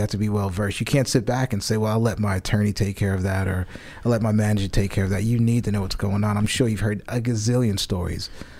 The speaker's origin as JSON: {"language": "English", "region": "New York", "country": "United States", "tie": "born or raised there", "moved": "yes", "said": "I grew up in New York. It was a little different."}